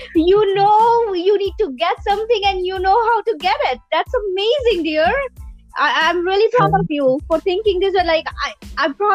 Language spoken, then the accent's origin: English; Surat, Gujarat, India; now in Canada; I was born and raised in Silver Spoon in Surat, Gujarat, India, by my parents